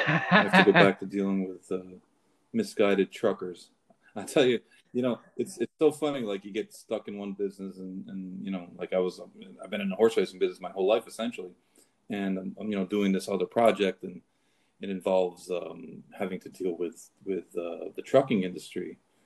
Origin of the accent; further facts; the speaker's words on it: Saratoga, New York, United States; also born or lived in Kentucky / New Jersey; No, I'm actually from Saratoga, but you know, I bounced around. I left Kentucky, and I was in New Jersey for like 4 years.